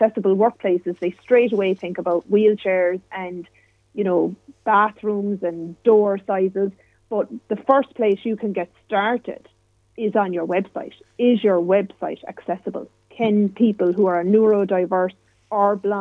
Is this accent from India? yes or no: no; Ireland; I'm a woman. I'm Irish.